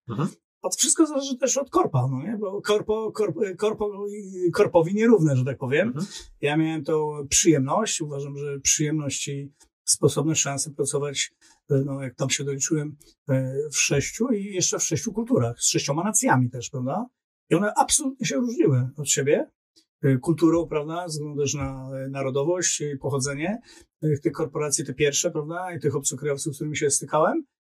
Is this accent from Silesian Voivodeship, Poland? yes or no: no; Tricity, Pomeranian Voivodeship, Poland; also born or lived in Warsaw; Siedziałem w Warszawie, jestem z Trójmiasta, wracałem w weekendy do Trójmiasta.